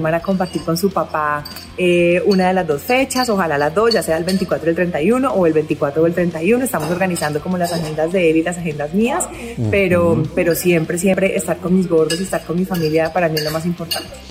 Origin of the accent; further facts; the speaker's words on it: Valle del Cauca, Colombia; mi tierrita, el Valle del Cauca